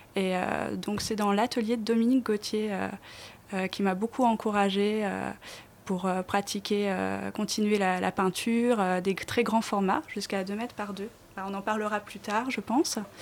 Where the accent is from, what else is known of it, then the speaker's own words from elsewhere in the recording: Clichy, Île-de-France, France; j'ai vécu entre euh, la banlieue, donc à Clichy, où je suis toujours, dans le 92